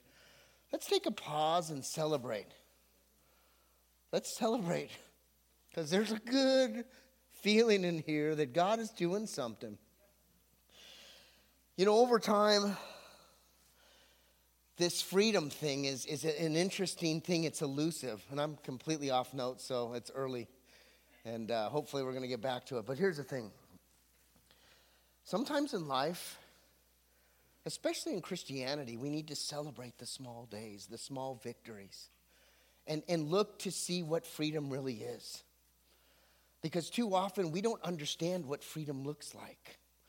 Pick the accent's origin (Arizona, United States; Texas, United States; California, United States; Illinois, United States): California, United States; Santa Barbara; also born or lived in Anaheim, California; now in Camarillo, United States; I'm from Santa Barbara, but I lived in Anaheim, but it's now my hometown